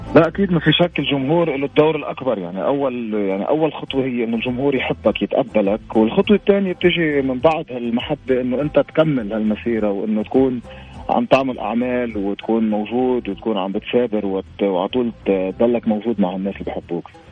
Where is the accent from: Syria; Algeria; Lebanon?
Lebanon; عندنا بلبنان